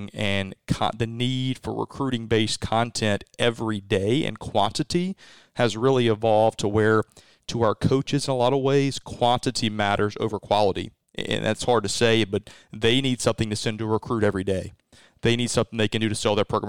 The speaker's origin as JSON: {"language": "English", "region": "Mississippi", "country": "United States", "tie": "born or raised there", "also_born_or_lived": "Winston-Salem, North Carolina", "lives_now": "Starkville, United States", "said": "being a third-generation Mississippi State graduate, growing up in Mississippi, all my experience was Mississippi State"}